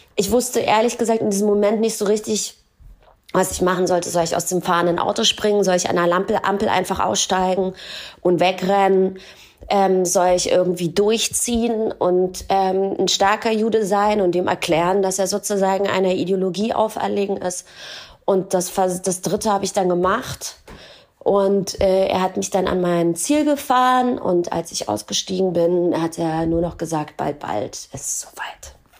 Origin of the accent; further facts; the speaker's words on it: Germany; ich bin deutsche Jüdin